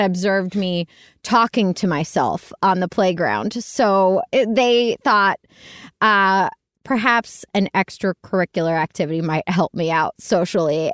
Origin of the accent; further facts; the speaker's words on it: Pittsburgh, Pennsylvania, United States; I was born and raised in Pittsburgh, Pennsylvania